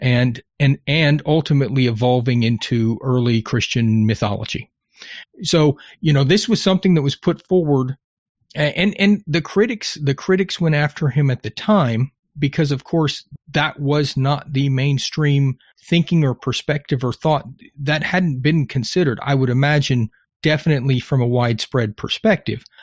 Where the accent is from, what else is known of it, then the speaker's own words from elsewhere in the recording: Texas, United States; being Texan